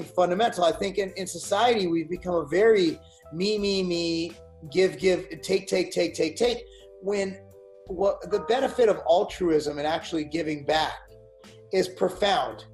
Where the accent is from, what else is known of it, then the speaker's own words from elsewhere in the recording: United States; I speak as an American